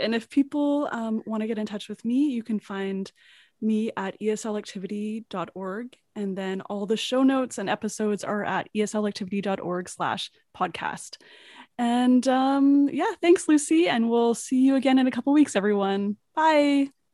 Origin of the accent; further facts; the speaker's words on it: Edmonton, Alberta, Canada; moved away as an adult; also born or lived in South Korea; now in Vancouver, Canada; I grew up in Edmonton